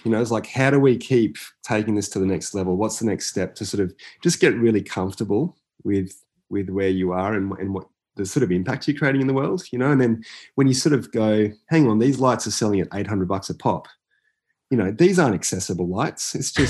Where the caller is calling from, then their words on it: Brisbane, Queensland, Australia; also born or lived in Barcelona, Spain; I'm calling from Turrbal in Niagara country up at Mianjin or Brisbane. And I do call Brisbane home